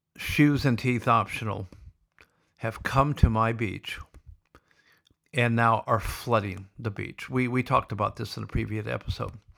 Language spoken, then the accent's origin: English; Sioux City, Iowa, United States; also born or lived in Boulder, Colorado; now in Victoria, Australia; growing up in Sioux City